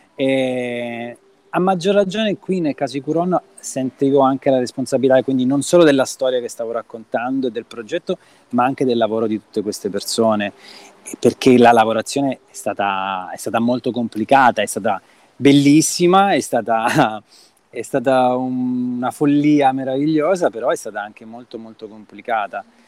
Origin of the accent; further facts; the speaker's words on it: Reggio Calabria, Calabria, Italy; Nato e cresciuto a Reggio Calabria